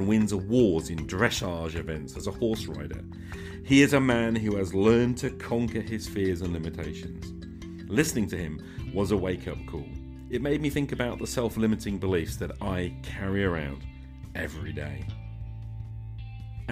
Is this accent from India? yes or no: no; United Kingdom; Being British